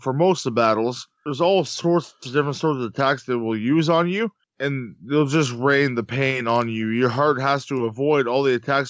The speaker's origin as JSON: {"language": "English", "country": "Canada", "said": "I'm Canadian"}